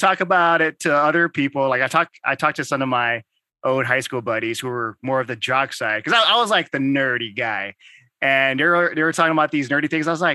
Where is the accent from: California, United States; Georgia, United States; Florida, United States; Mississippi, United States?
California, United States; Santa Ana; also born or lived in Texas; I was raised in, I guess, the streets of Santa Ana